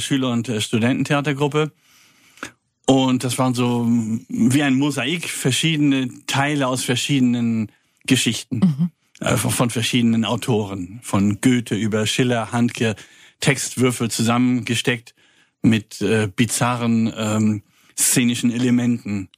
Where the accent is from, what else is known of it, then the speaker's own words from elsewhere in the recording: Kiel, Schleswig-Holstein, Germany; moved away as an adult; also born or lived in Paris; now in Freiburg, Germany; da bin ich auch geboren, ich komme eigentlich aus Kiel.